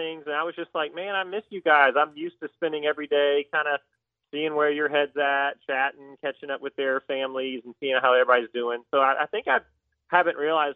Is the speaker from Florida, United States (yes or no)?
no; Georgia, United States; I'm from Georgia